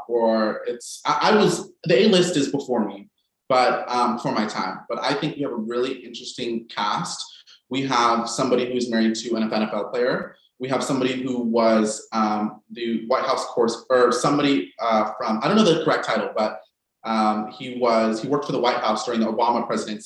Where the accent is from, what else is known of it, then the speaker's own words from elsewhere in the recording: Salt Lake City, Utah, United States; moved away; I'm originally from Salt Lake City, Utah